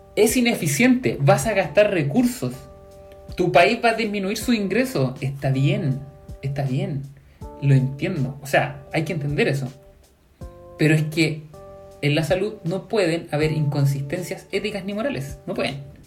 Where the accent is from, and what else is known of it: Chile